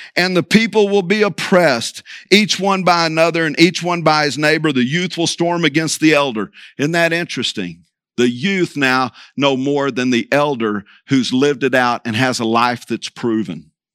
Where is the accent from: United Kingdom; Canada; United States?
United States; Vigo Park, Texas; I'm from Vigo Park, actually seven miles from Vigo